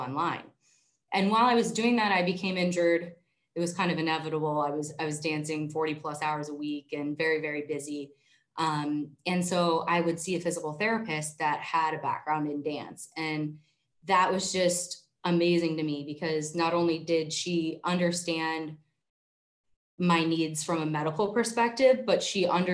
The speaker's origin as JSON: {"language": "English", "town": "Erie", "region": "Pennsylvania", "country": "United States", "tie": "born or raised there", "said": "I moved back to my hometown of Erie"}